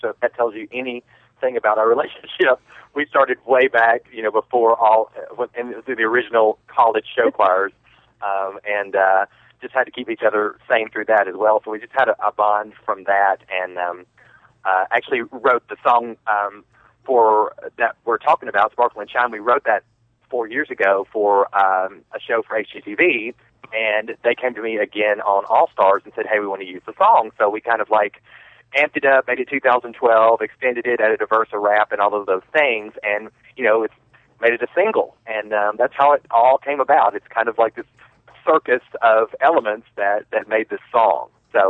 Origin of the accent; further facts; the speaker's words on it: the South, United States; we're both from the South. We're both from the South. Real long syllables, really long phrases, that kind of stuff.